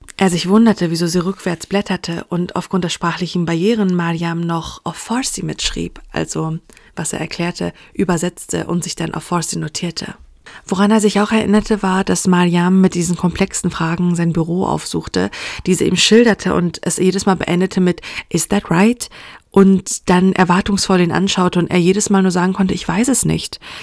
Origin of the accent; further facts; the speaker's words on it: Iran; als Frau, als Iranerin